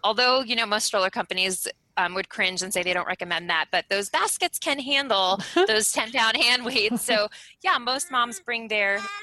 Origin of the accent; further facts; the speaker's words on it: Eastern Long Island, New York, United States; moved away as an adult; also born or lived in Fort Benning, Georgia / Fairbanks, Alaska; now in Anchorage, United States; both my husband and I, were born and raised in New York. I was born on Eastern Long Island